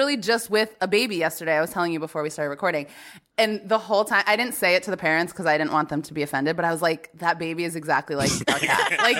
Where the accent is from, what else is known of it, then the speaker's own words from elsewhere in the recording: outside New Haven, Connecticut, United States; moved away as an adult; also born or lived in Brooklyn; I'm from Connecticut, from outside New Haven.